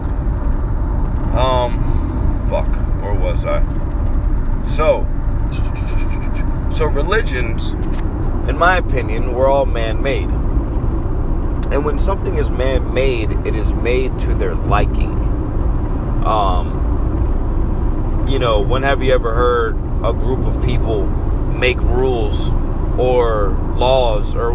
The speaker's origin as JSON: {"language": "English", "region": "Massachusetts", "country": "United States", "tie": "born or raised there", "moved": "as an adult", "lives_now": "Florida, United States", "said": "I'm American. Born and raised in Massachusetts"}